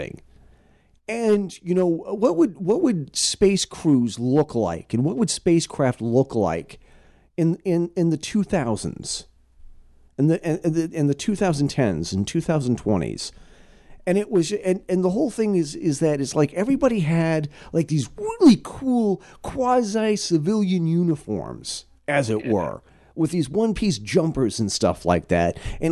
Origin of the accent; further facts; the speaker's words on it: Southern Vermont, United States; growing up in Southern Vermont